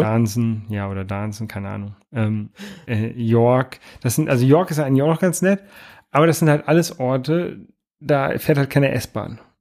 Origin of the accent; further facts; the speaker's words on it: Lower Saxony, Germany; now in Hamburg, Germany; ich komme ja ursprünglich aus Niedersachsen